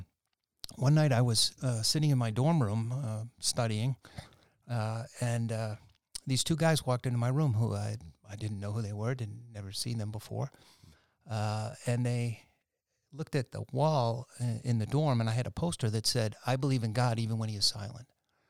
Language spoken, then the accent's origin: English; Boston, Massachusetts, United States; So I'm originally from Boston, Massachusetts, born and raised in Boston, and moved out to the suburbs in 1958 as a four-year-old.